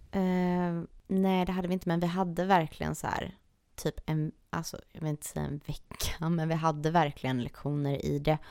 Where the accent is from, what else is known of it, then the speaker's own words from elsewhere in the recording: Sweden; also born or lived in Serbia; now in Los Angeles, United States; jag är ju halvserb, halvsvensk